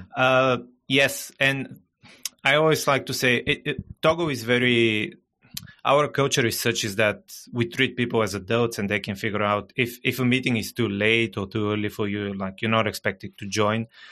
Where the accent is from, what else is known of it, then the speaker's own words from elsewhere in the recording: Bulgaria; first language Bulgarian; English is a second language; English, not my native language. I'm originally from Bulgaria. I still live in Bulgaria. Bulgarian is my native language.